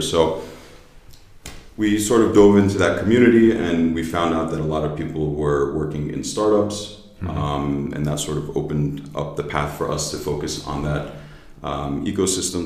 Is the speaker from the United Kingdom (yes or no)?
no; United States; accent: American; moved away as an adult; also born or lived in New Jersey / New York; now in Berlin, Germany; I'm from the United States, born and raised in New Jersey. I grew up in New York